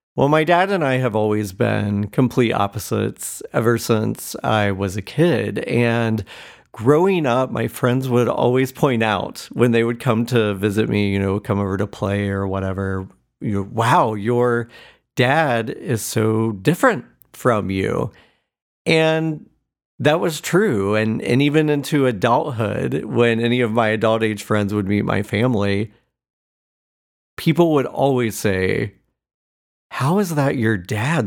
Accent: Cowden, Indiana, United States; moved away; my hometown of Cowden, Indiana.

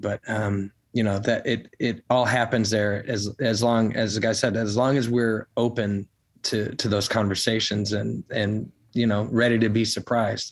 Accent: Chicago, Illinois, United States; now in Nashville, United States; I'm from the Chicago area originally

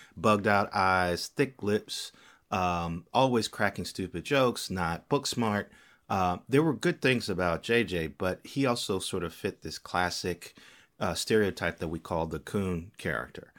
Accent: Gary, Indiana, United States; I'm a young black kid growing up in Gary, Indiana

